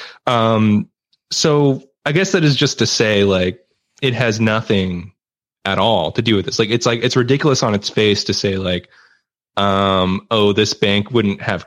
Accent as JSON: {"language": "English", "country": "Canada", "said": "I'm Canadian"}